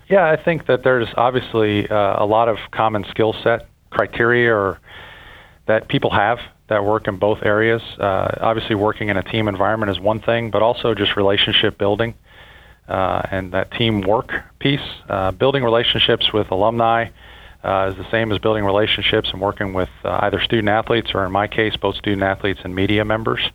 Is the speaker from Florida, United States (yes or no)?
yes; Fort Lauderdale, Florida, United States; moved away as an adult; now in Kentucky, United States; I grew up in Fort Lauderdale